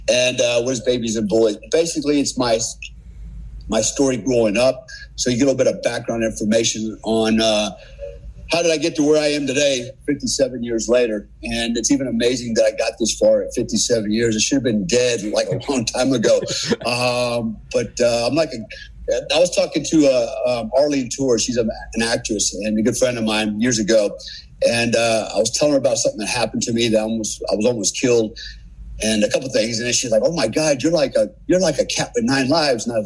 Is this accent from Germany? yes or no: yes; Germany; I spent most of my childhood and teenage years growing up in Germany, and in large part, I was raised by my family, my German family over there as well.